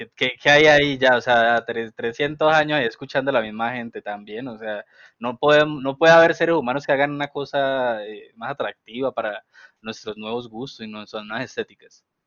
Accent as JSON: {"language": "Spanish", "town": "Cali", "region": "Valle del Cauca", "country": "Colombia", "said": "vengo de Agua Blanca"}